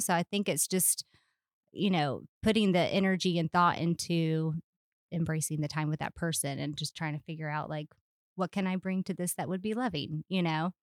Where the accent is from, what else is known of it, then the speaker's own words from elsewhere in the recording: Charleston, South Carolina, United States; moved away as an adult; also born or lived in Little Rock, Arkansas; now in Lakeland, United States; I'm from Charleston, South Carolina